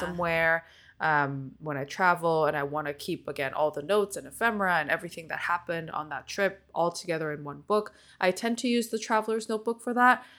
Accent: Seoul, grew up in California, United States; first language Korean; English is a second language; I moved to California with my parents when I was eleven years old from Seoul, Korea. And so my first language is Korean

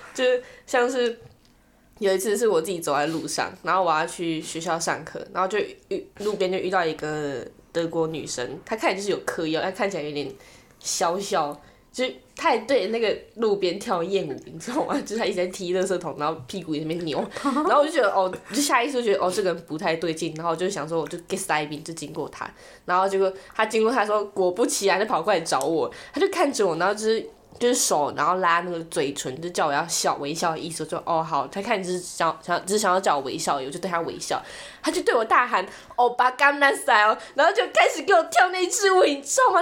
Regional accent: Taiwan; moved away; 他可能是因为我们的口音才听得出我们是台湾人

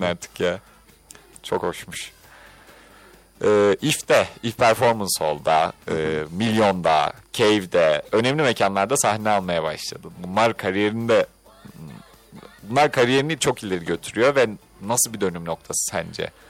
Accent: Istanbul, Turkey; Ben de bu arada İstanbul Gazi Osman Paşalıyım.

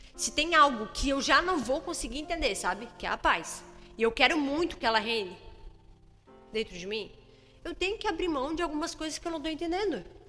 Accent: Brazil; Se nós somos brasileiros

